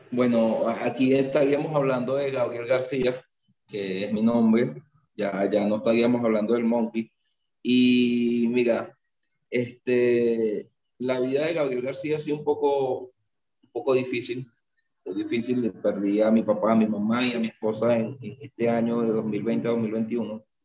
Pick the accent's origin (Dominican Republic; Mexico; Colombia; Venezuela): Venezuela; mi tierra, porque Venezuela para mí, o sea, nunca la voy a dejar, siempre voy a trabajar aquí en Venezuela.